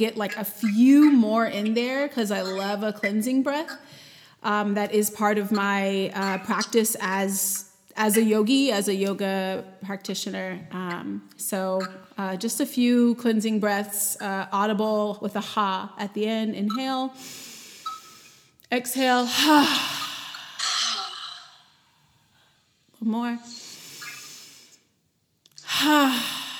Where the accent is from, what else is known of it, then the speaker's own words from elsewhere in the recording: Charlotte, North Carolina, United States; I am from Charlotte, still live in Charlotte.